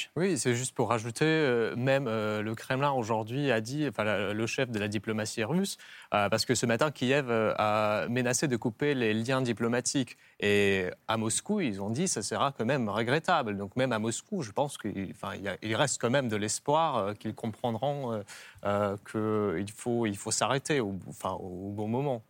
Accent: Belarus; moved away; je suis né au Bélarus, j'ai une partie de la famille qui habite en Ukraine

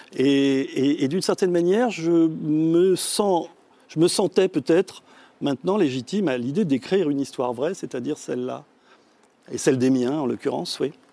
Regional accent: France; first language French; moi je suis né en France, donc euh, je suis le seul de, ma fratrie à être né en France, ce qui fait que la, langue française m'a été donnée à la mmh. naissance.

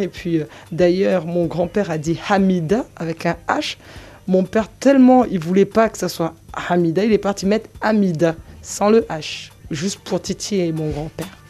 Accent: Mayotte; j'ai grandi à Mayotte

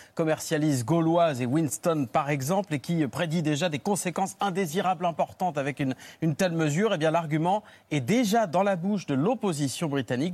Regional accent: France; chez nous en France.

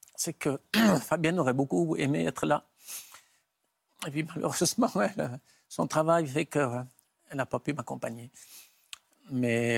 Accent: Valais, Switzerland; chez nous en Suisse

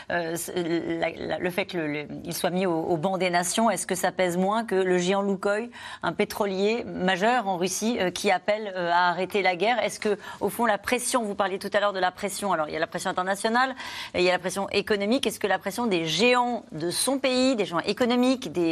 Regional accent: Ukraine; now in France; Moi, en tant qu'Ukrainienne, c'est important pour moi de soutenir euh, mon peuple.

